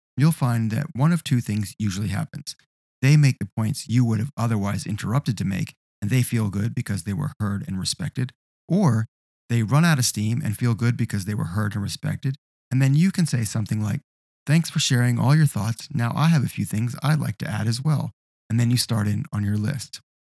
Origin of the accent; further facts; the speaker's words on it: Australia; as we say in Australia, a bucks night